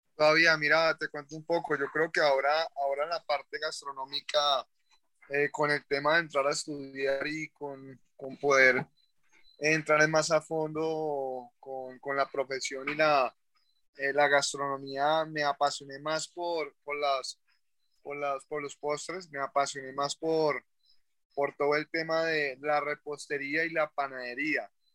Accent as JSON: {"language": "Spanish", "town": "Cali", "region": "Valle del Cauca", "country": "Colombia", "moved": "as an adult", "lives_now": "Palmira, Colombia", "said": "Nosotros no somos palmiranos, somos, somos del Valle del Cauca, en Colombia, pero somos realmente de Cali. Nuestra vida era en Cali."}